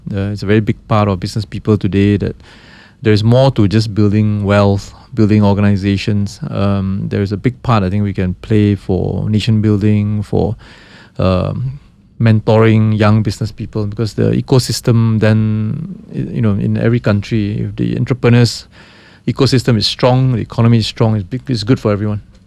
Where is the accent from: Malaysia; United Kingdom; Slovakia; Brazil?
Malaysia